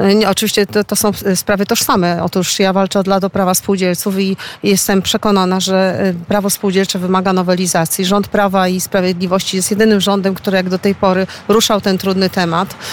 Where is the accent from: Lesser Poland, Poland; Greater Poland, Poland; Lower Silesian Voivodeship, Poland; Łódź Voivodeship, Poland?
Łódź Voivodeship, Poland; Łódź; łodziankę od pokoleń, z urodzenia i zamiłowania